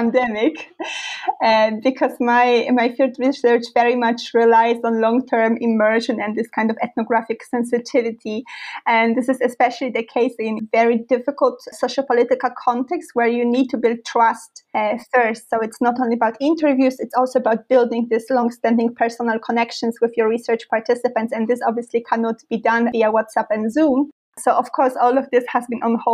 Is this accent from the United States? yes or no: no; Poland; moved away as an adult; also born or lived in Milan, Italy / St Andrews, Scotland / Paris, France / Giessen, Germany; now in Duisburg, Germany; I grew up in Poland and then moved to Italy for my bachelor studies at the University of Milan.